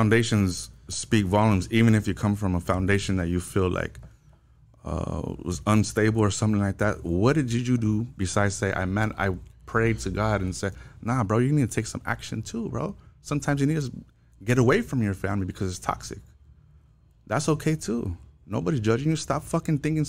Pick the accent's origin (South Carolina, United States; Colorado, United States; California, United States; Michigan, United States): California, United States; La Puente; I was born and raised in La Puente